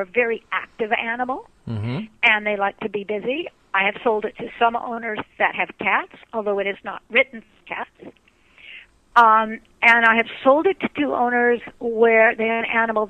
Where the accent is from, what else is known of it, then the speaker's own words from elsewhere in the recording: Los Angeles, California, United States; now in Canada; I'm originally from Los Angeles, but I do live in Canada